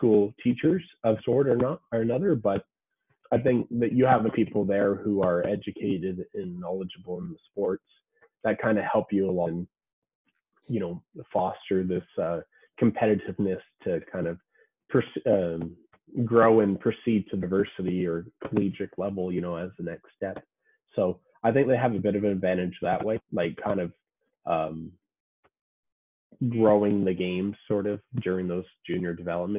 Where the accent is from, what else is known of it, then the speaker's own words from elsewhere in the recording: Canada; as a Canadian